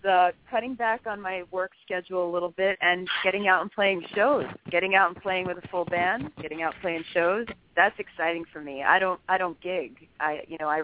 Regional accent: New York, United States; I'm from New York

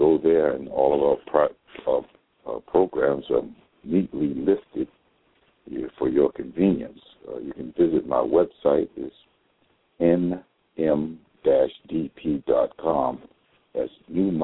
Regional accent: United States; African American Muslims here in these United States of America

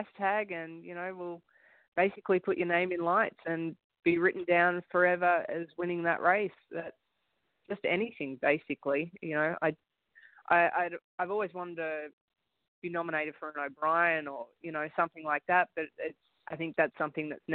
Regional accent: Gold Coast, Queensland, Australia; moved away as an adult; also born or lived in United States; now in Canada; I'm from Gold Coast, Australia

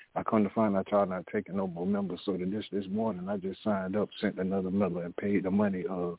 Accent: Jacksonville, Florida, United States; now in Washington, D.C., United States; I'm in Washington, D.C., and you're in my hometown, Duval, Jacksonville, Florida.

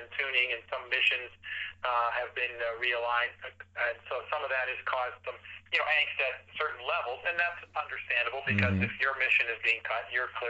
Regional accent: Saudi Arabia; I grew up in Saudi Arabia in the 60s and 70s, spent many years there, and witnessed a lot of the change.

